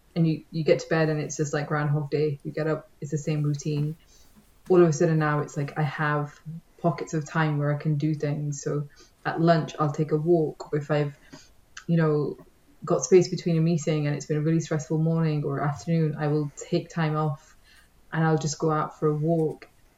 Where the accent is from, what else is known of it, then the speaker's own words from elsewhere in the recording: Manchester, North West England, United Kingdom; now in London, United Kingdom; I'm not originally from London, so when I moved to the city, it was always a case of the trade-off is going to be you live closer to work, because if I wanted to live further out, I would have stayed where I was and maybe tried to do like a ridiculous journey from Manchester